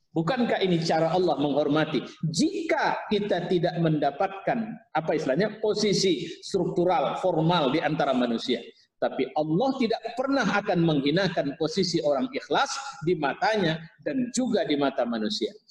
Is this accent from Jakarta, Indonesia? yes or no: no; Pematangsiantar, North Sumatra, Indonesia; Nah, saya dari Siantar juga Pak, kampung saya di Siantar. Jadi saya